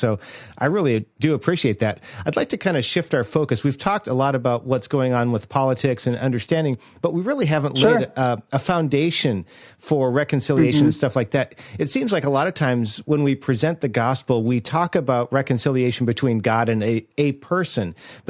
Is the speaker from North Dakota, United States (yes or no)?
yes; North Dakota, United States; now in the South, United States; I grew up in North Dakota. And so I grew up so white that our racial jokes were about other white people, all of basically the same class, right? I had no context for this until I moved down to the South where I live now.